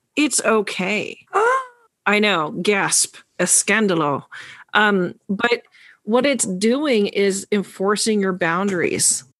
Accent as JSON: {"language": "English", "region": "New York", "country": "United States", "said": "the New Yorker"}